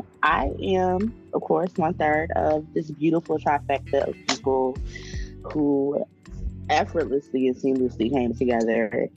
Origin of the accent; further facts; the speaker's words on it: Chesapeake region, United States; I'm a hoodoo from the Chesapeake region, so the Virginia, North Carolina area.